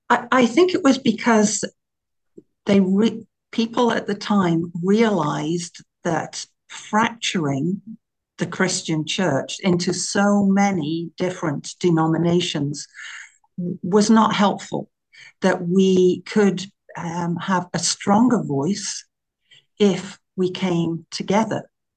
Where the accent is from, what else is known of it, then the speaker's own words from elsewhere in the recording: England, United Kingdom; moved away as an adult; now in Canada; the way that I speak says that I came from the UK originally. So I was brought up in England in an area, very rural, tiny, tiny village. And I was brought up in the Methodist Church, went to school, university, all those things, and have been in Canada over 30 years now.